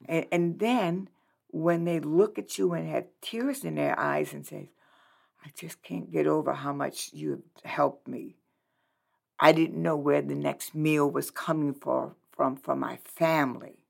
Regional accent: New Orleans, Louisiana, United States; moved away as an adult; now in Lincoln, United States; I'm originally from New Orleans, Louisiana.

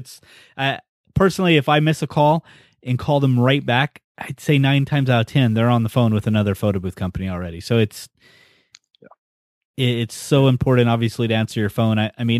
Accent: United States; also born or lived in Netherlands; I was born in Holland, military parents, or parent rather. So I lived there for a very short time, about 12 months, and I moved to the States.

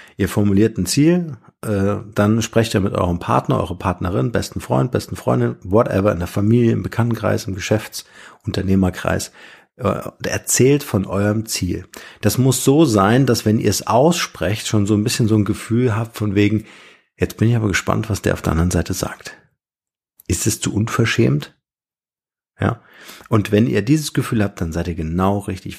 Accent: Germany; bei uns in Deutschland

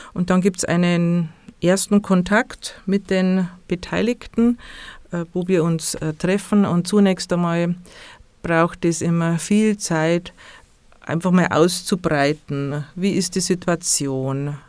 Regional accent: Bavaria, Germany; bei uns in Bayern

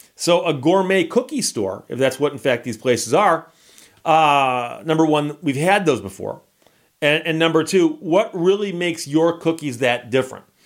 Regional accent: Michigan, United States; I'm from Michigan.

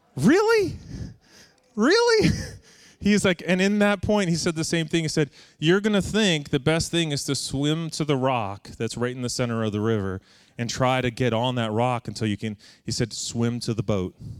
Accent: Long Island, New York, United States; growing up on Long Island

